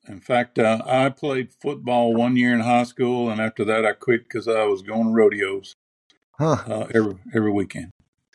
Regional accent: Center, Texas, United States; I grew up in East Texas in the little town of Center, Texas. Like I said, my dad bought a place out of town where we could have horses.

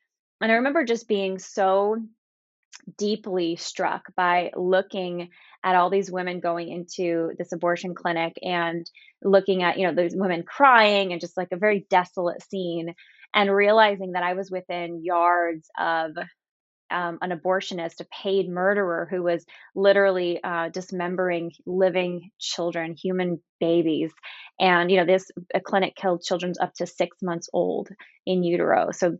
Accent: San Jose, California, United States; I'm from a big family, one of eight kids. My parents were pro-life, but they weren't activists. And I grew up in Northern California in San Jose.

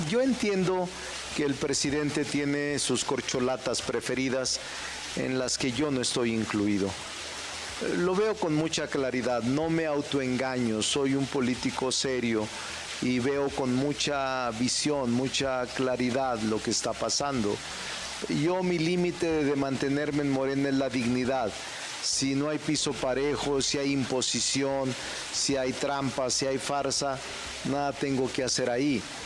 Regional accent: Zacatecas, Mexico; moved away; mi tierra, de Zacatecas

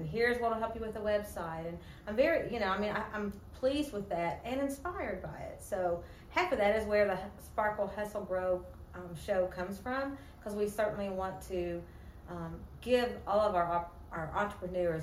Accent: Kentucky, United States; moved away as an adult; now in Memphis, United States; I'm from Kentucky originally. I've lived here only 3 years.

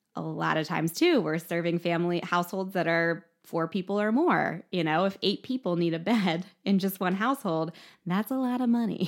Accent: Mifflinburg, Pennsylvania, United States; I was raised in Mifflinburg, so just a few miles from here in Milton.

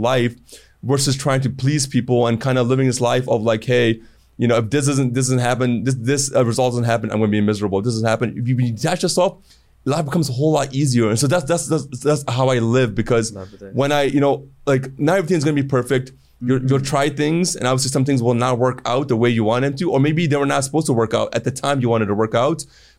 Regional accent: Cleveland, Ohio, United States; also born or lived in Toronto, Canada / Chicago, United States; So I grew up in Cleveland, Ohio when I first moved there, 10, 15 years. I hated it.

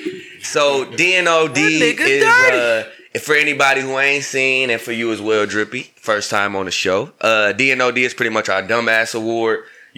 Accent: Battle Creek, Michigan, United States; I'm from Michigan. I'm from a small town in Michigan. It's called Battle Creek, Michigan, bro.

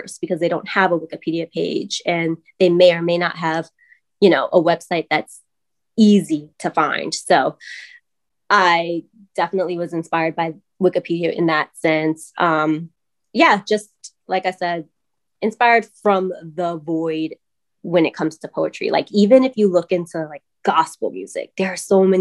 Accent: New York City, New York, United States; moved away as an adult; now in Charlotte, United States; I'm from Brooklyn, New York

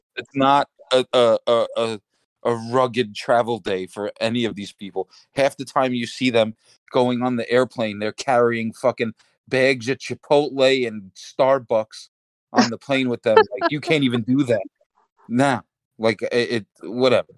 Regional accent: United States; we're American

